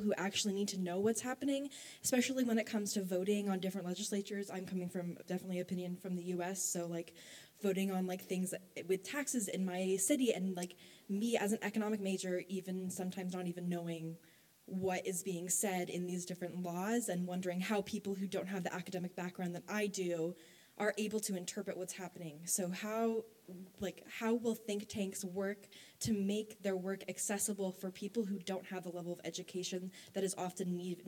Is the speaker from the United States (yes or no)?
yes; United States; I'm from ICOM, and I'm from the United States.